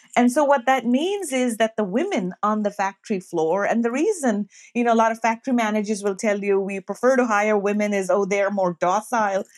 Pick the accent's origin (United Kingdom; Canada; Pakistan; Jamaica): Pakistan; now in United States; I'm Pakistani American. I grew up, you know, in Pakistan